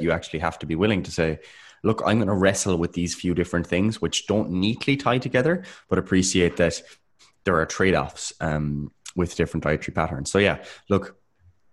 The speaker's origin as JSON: {"language": "English", "country": "Ireland", "said": "we're Irish"}